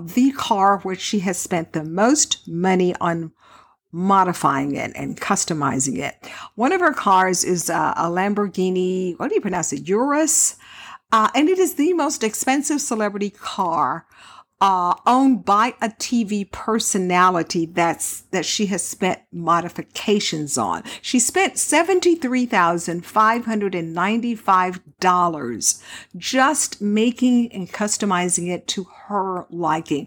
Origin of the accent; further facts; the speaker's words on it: Houston, Texas, United States; now in Las Vegas, United States; I grew up in Texas. And so, yeah, in Houston, to be more exact